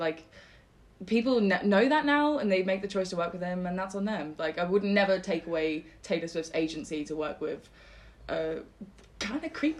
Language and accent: English; England, United Kingdom; I'm English.